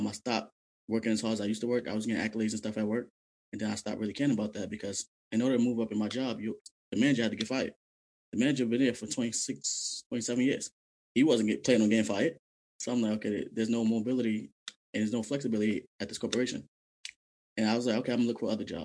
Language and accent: English; New York City, New York, United States; I'm originally from Brooklyn, New York